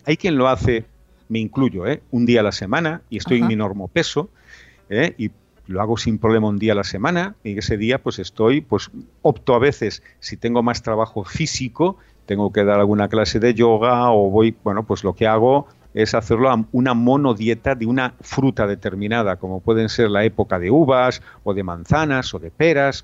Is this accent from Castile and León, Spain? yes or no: no; Galicia, Spain; yo soy gallego